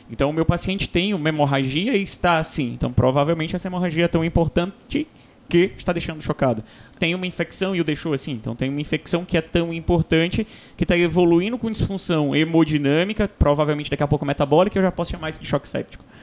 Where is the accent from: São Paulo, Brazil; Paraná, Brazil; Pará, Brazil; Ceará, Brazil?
Ceará, Brazil; Fortaleza; Eu sou de Fortaleza, então é sala vermelha.